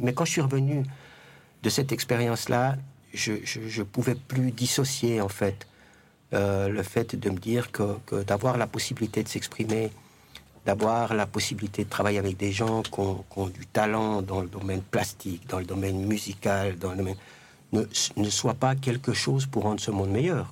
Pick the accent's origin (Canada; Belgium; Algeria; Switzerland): Switzerland; Jura; moved away as an adult; also born or lived in Mexico; j'ai décidé de revenir chez moi, dans le Jura.